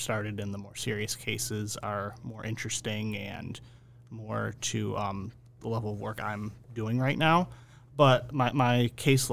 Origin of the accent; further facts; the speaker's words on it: Jamestown, New York, United States; moved away as an adult; also born or lived in Buffalo, New York; now in Connecticut, United States; I'm originally from Jamestown, New York, so south of Buffalo, you know, in this general western New York area